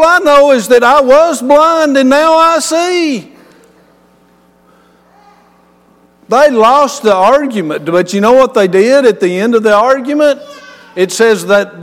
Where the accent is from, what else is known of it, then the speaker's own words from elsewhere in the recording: West Texas, United States; I'm from West Texas